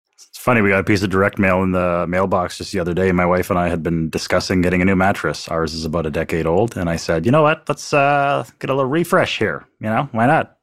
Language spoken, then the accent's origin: English; Canada; I'm sitting here as a Canadian